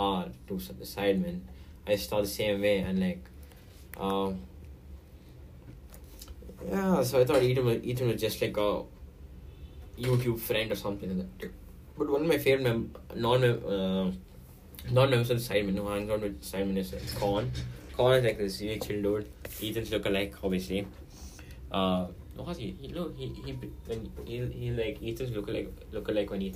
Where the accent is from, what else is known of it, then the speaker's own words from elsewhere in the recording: India; I'm Indian